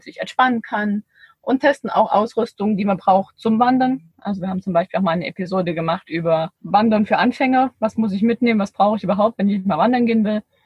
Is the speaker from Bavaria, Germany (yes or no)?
no; Ore Mountains, Saxony, Germany; now in Herrenberg, Germany; ich komme ja ursprünglich aus dem Erzgebirge